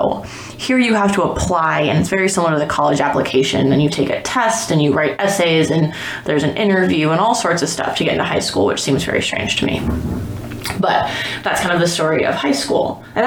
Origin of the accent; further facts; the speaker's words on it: Appleton, Wisconsin, United States; I grew up in Appleton, Wisconsin